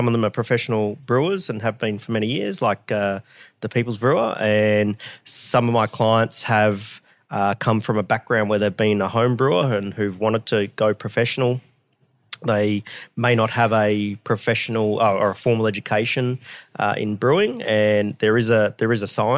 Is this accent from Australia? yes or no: yes; Brisbane, Queensland, Australia; moved away as an adult; also born or lived in Geelong; Brisbane's my hometown.